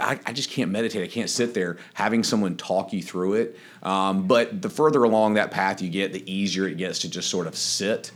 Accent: Wilmington, North Carolina, United States; moved away as an adult; now in Charleston, United States; I grew up in Wilmington, North Carolina

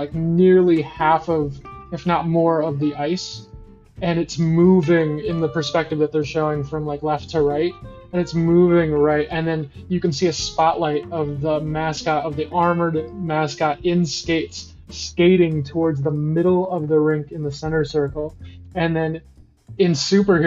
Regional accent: Chicago, Illinois, United States; I'm from Chicago. I live in Chicago. I do my work in Chicago. And, I'm at the age where I was pretty much growing up during the Bulls

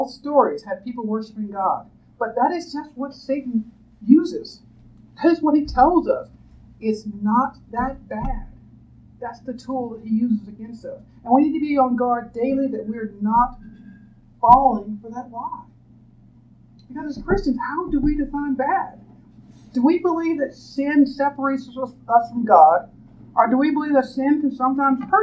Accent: United States; being an American

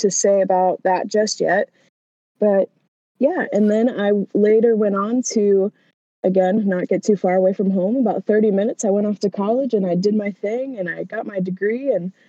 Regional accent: Hartford City, Indiana, United States; I grew up in a town of about, I would say, 2,000 people, and it's Hartford City, Indiana

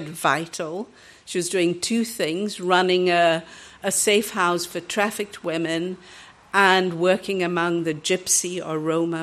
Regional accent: Kenya; also born or lived in England / Pakistan / Northern Ireland; now in Portugal; I was born in Kenya, but my parents came from Goa

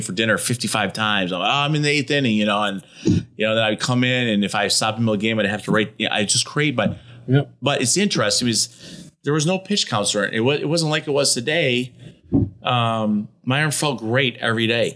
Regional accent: Detroit, Michigan, United States; I'm from Detroit

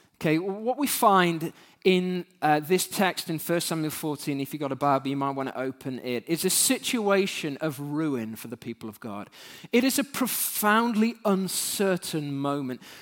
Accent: United Kingdom; as British human beings

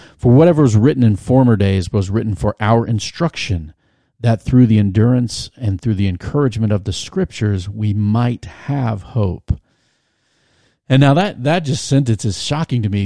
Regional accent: Virginia Beach, Virginia, United States; I grew up in Virginia Beach. My dad was a naval officer

